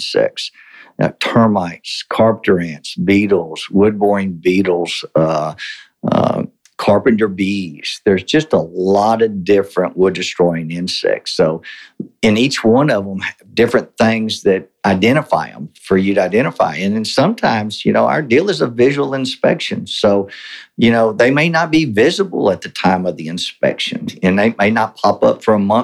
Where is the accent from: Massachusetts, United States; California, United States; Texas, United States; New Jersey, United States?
Texas, United States; Victoria; also born or lived in College Station, Texas; I was born in Victoria, Texas. My dad was a highway patrolman. My mom was a district clerk there in Victoria